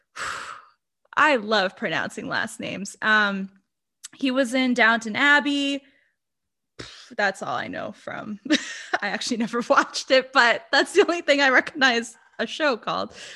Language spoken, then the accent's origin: English; Brazil; English is a second language; i'm brazilian english is my second language